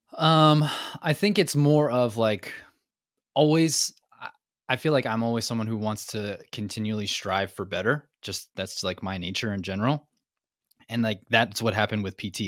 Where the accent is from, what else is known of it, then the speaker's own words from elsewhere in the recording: New Jersey, United States; moved away as an adult; also born or lived in North Carolina; now in Maine, United States; I'm from New Jersey, she's from Maine. I didn't want to move back to New Jersey, so Maine was the answer